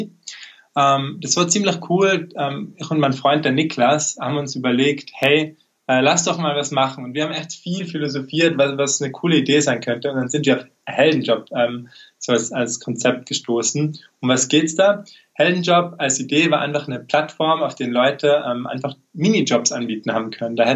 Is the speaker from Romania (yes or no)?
no; Tyrol, Austria; wie schon angekündigt.